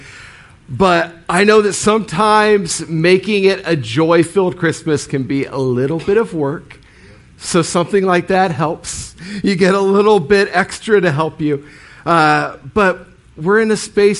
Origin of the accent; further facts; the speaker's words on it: Marion, Ohio, United States; I was born in Marion, Ohio, in Marion General Hospital